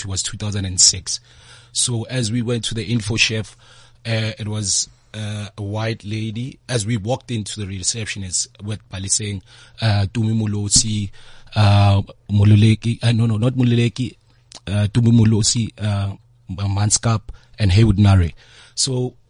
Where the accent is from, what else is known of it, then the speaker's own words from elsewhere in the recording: Free State, South Africa; now in Soweto, South Africa; I'm from Freedom Free State